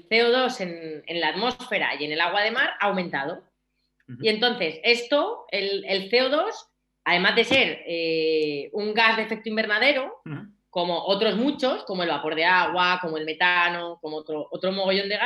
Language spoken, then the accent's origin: Spanish; Albacete, Castilla-La Mancha, Spain; Que yo en realidad soy de Albacete, eh, yo soy de Albacete. El jamón me lo llevo de Albacete, me lo llevaba en aquel momento de Albacete y el queso.